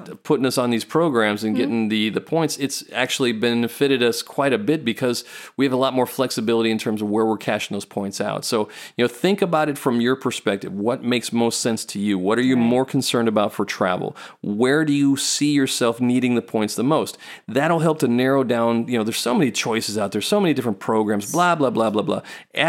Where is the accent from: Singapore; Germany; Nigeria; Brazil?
Singapore; We went to Singapore. We grew up in Singapore.